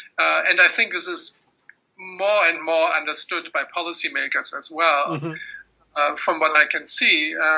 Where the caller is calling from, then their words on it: United States; you are speaking from the UK, I'm speaking from the United States